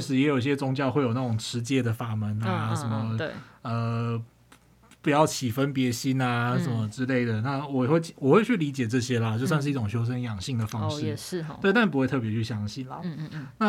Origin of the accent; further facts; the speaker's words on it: southern Taiwan, Taiwan; 因为我是南部出生的小孩嘛，嗯嗯，就是。那种，而且是那种宫庙旁边的小孩哦，对，就是出去之后，左边一间庙，右边两间庙之类的，对，都很近。